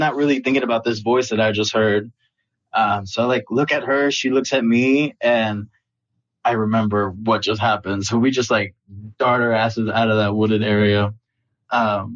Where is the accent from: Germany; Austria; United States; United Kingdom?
United States; Austin, Texas; I'm actually from Austin, Texas